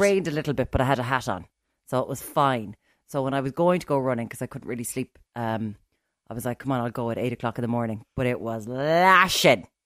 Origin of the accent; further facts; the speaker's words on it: Ireland; we're from Ireland